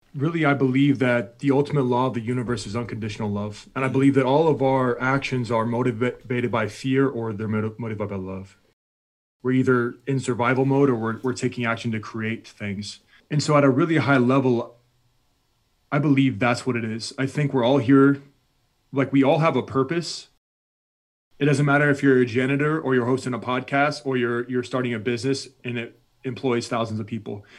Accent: United States; I'm this American, I'm a combat veteran at this point

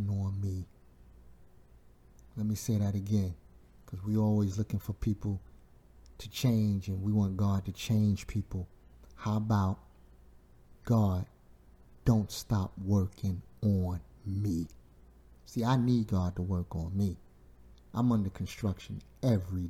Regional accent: New York City, New York, United States; growing up in Brooklyn, New York, Bushwick

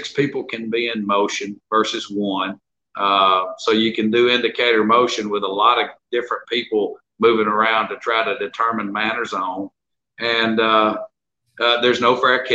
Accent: Jackson County, Alabama, United States; moved away; also born or lived in Winnipeg, Canada; I was born in Jackson County, Alabama.

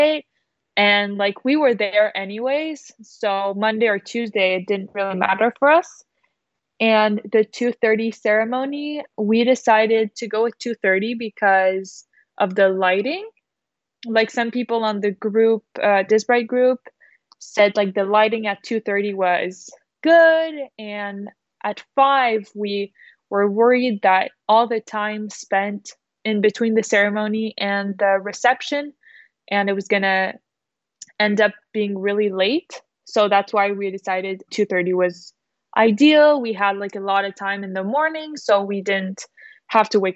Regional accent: Quebec City, Quebec, Canada; our Quebec City wedding, if we had a wedding at our hometown

